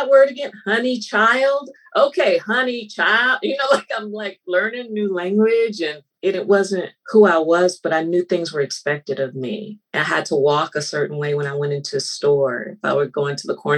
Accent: Los Angeles, California, United States; also born or lived in Santa Clarita; I was born in Los Angeles, Cedars-Sinai Hospital, grew up there till I was 10. We moved to Santa Clarita

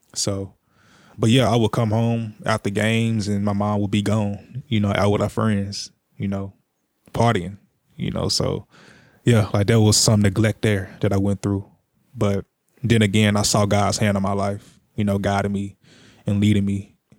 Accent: Jackson, Tennessee, United States; I'm born and raised in Jackson, Tennessee, all my life

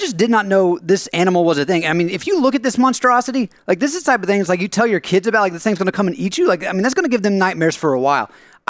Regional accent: United States; I come from the American public school system, so maybe since this thing wasn't on, like, the plains of Africa, there's a good chance I don't know about it.

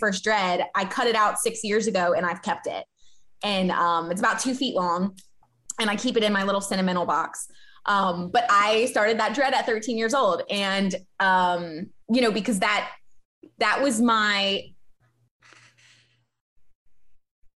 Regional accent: Baton Rouge, Louisiana, United States; I grew up in Baton Rouge

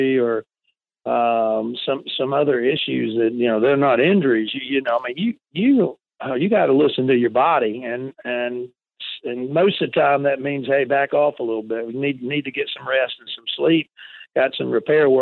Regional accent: South Carolina, United States; moved away; I grew up in South Carolina

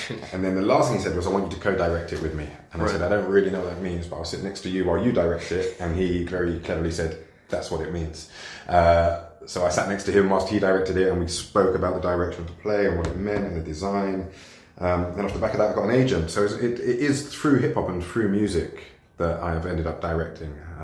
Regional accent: London, United Kingdom; I grew up in Forest Gate, Stratford, Leytonstone, right. Down the road.

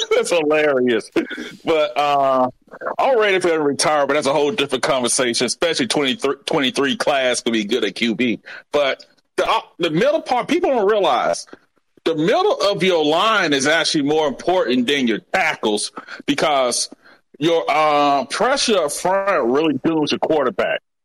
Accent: Montgomery, Alabama, United States; I'm from Montgomery, Alabama

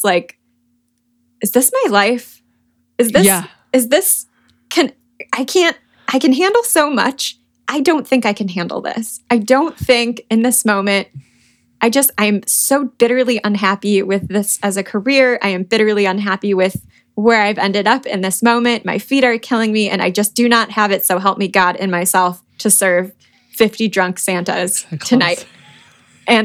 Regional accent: Detroit, Michigan, United States; moved away as an adult; also born or lived in New York City; I am from Michigan, from Detroit

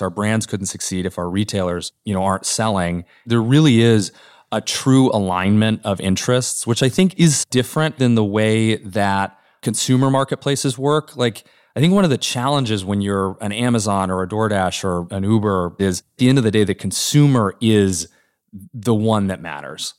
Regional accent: Norman, Oklahoma, United States; moved away; this small downtown in my hometown of Norman, Oklahoma, that when I was growing up was, like, pretty dead

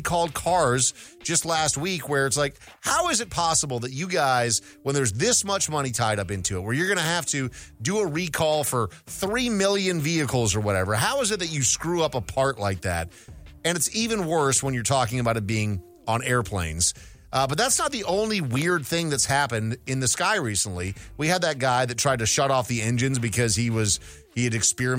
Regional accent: Minnesota, United States; When I was a kid growing up in Minnesota

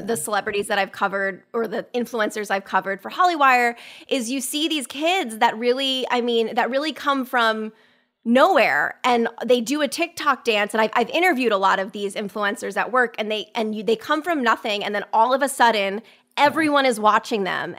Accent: Westport, Connecticut, United States; my hometown of Westport, Connecticut

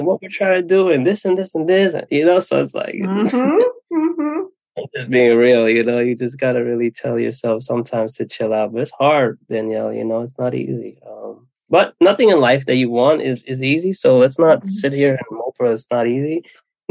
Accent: New York, United States; I am a New Yorker

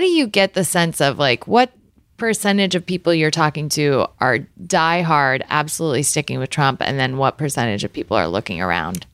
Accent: Galesburg, Illinois, United States; moved away as an adult; also born or lived in Iowa / Washington, D.C.; I grew up in Galesburg, Illinois

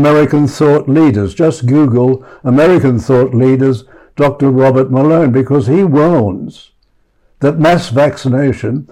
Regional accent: Australia

